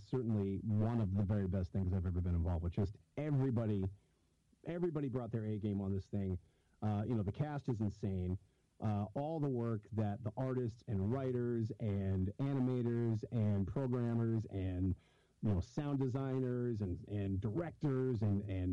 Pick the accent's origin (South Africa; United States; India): United States; Denver, Colorado; I'm from Colorado